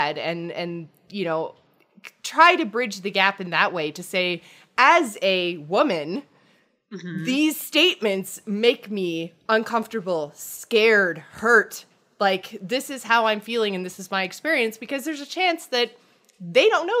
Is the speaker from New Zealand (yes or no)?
no; Canada; I am Canadian. I am not American